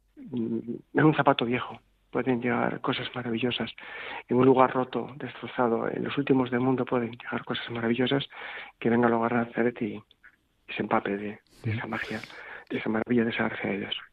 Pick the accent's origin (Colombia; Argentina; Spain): Spain; Bilbao, Basque Country; moved away as an adult; yo soy profundamente español. Soy bilbaíno